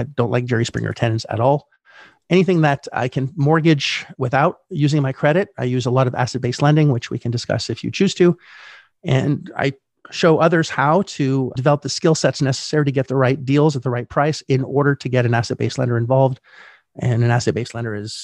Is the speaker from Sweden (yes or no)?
no; Canada; I was born in Canada in 1972